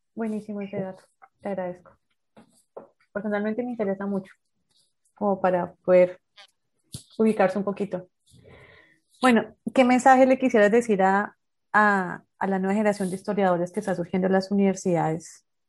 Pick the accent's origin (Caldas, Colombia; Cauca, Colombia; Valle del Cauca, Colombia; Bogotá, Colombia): Bogotá, Colombia; also born or lived in Santander; now in Barranquilla, Colombia; yo soy bogotana, después vivo en Santander